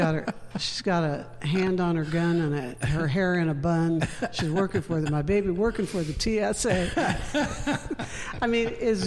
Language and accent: English; Denver, Colorado, United States; now in Portland, United States; I'm from Denver, and I know cold.